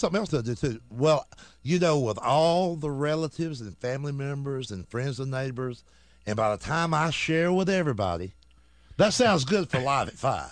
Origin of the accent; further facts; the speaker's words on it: Georgia, United States; I'm from Georgia.